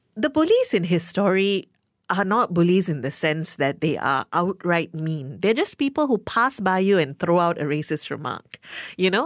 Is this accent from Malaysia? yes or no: yes; Malaysia; my fellow Malaysian-born